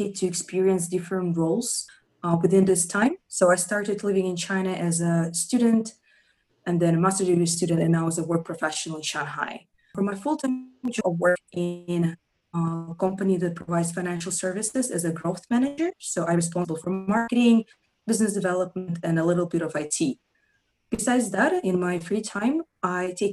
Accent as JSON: {"language": "English", "country": "Russia", "moved": "yes", "said": "I come from Russia"}